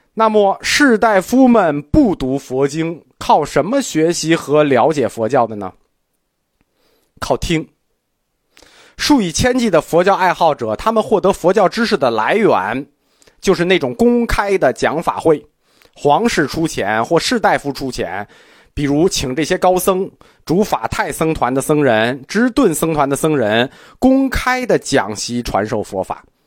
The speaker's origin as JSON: {"language": "Chinese", "country": "China", "said": "我们中国人"}